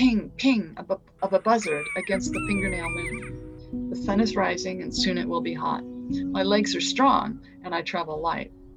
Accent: United States; moved away as an adult; now in Devon, United Kingdom; I'm an American, I should say, an American expat. I have dual citizenship

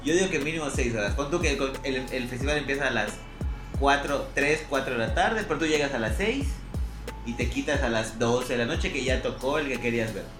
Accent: Mérida, Yucatán, Mexico; No pude estar acá en, mi ciudad natal

